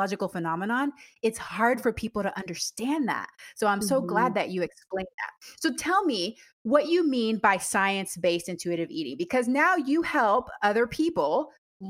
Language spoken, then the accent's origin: English; Panama; now in Washington State, United States; I'm from Panama originally.